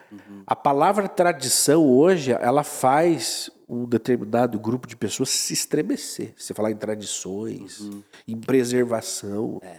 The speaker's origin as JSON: {"language": "Portuguese", "region": "Paraná", "country": "Brazil", "said": "o paranaense, eu sou paranaense, eu tomo chimarrão, eu ouço música gaúcha"}